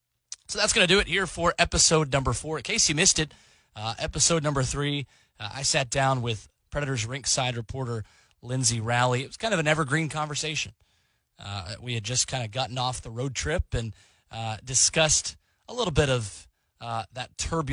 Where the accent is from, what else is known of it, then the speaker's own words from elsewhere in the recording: Nashville, Tennessee, United States; also born or lived in Knoxville; I grew up here in Nashville